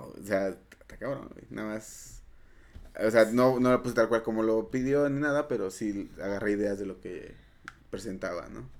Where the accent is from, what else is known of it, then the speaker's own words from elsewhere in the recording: Mexico; soy un mexicano, este, matemático